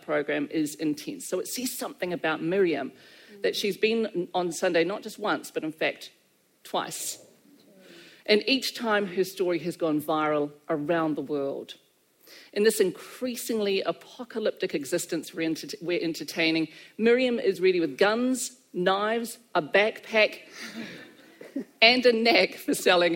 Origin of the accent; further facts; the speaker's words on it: Christchurch, Canterbury, New Zealand; I love this city, it's my hometown